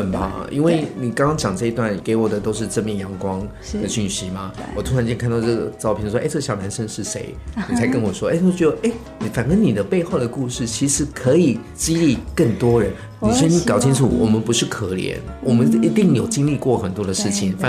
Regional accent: Taiwan; 我是台湾人，但是我真的不了解台湾。

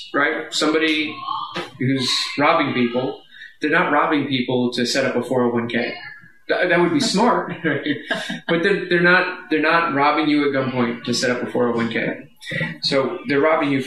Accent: Sussex County, New Jersey, United States; moved away as an adult; also born or lived in Washington, D.C.; I came from Sussex County, New Jersey. There was no crime. And then I went to Washington, D.C.

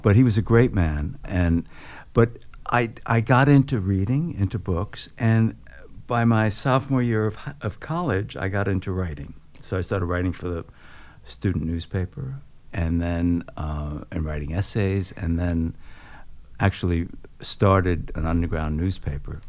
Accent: New York City, New York, United States; I grew up on Coney Island, uh, working class family.

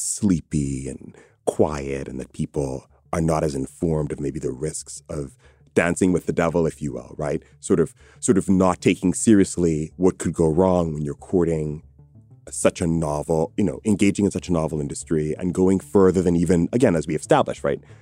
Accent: Bahamas; I'm from the Bahamas

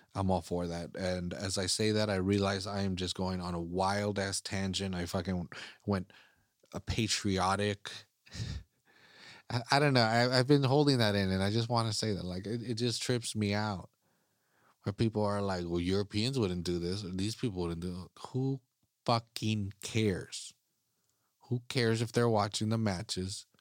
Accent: United States; I'm an American. I'm an American soccer fan

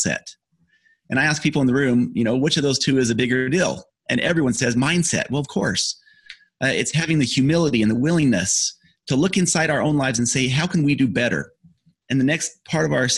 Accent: Utah, United States; I grew up in Utah

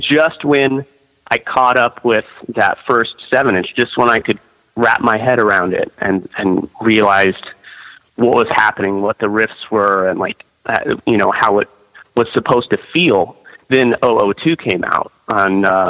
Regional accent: Osage Beach, Missouri, United States; born there; I was actually born in... in Lake of the Ozarks, so Osage Beach, which is right in Lake of the Ozarks, which is like the heart of Missouri. It's a little bit southern, a little bit central.

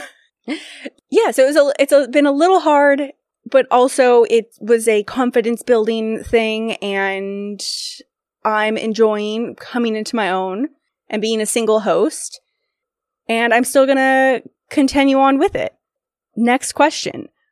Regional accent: Sacramento, California, United States; Grew up in Sacramento, California.

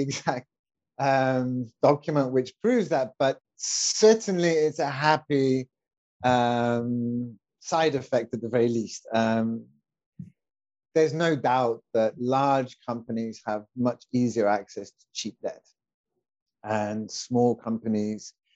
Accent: United Kingdom; moved away; my wife and I, we are both expats. My wife is Mexican, and I'm British

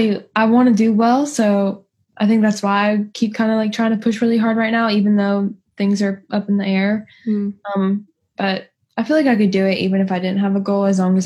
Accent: Lexington, North Carolina, United States; accent: North Carolina accent; moved away; I'm from the Capital Barbecue. I'm from Lexington, North Carolina.

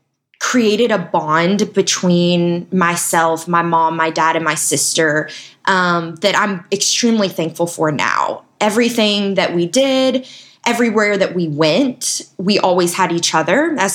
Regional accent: Nashville, Tennessee, United States; my dad finally retired, settled down, and I grew up right outside Nashville in Tennessee. Went to school at Belmont University in Nashville and studied nursing.

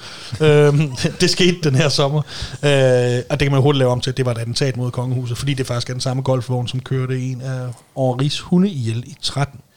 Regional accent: Denmark; hvis du bor i Stævning, hvor jeg voksede op

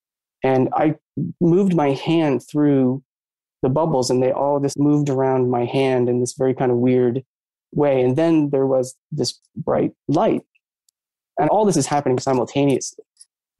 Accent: Maine, United States; I grew up in Maine

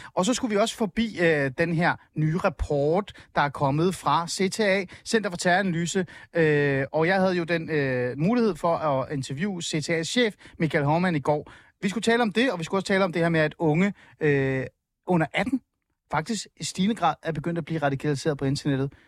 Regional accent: Helsingør, Capital Region of Denmark, Denmark; jeg voksede op i Helsingør

